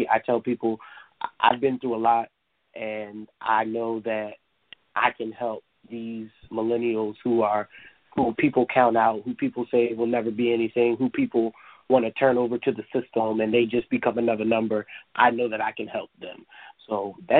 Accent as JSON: {"language": "English", "region": "Delaware", "country": "United States", "tie": "born or raised there", "said": "I am a youth activist located here in the great state of Delaware. I am a certified life coach, as you stated. I have a lot of different things that I do here in my hometown"}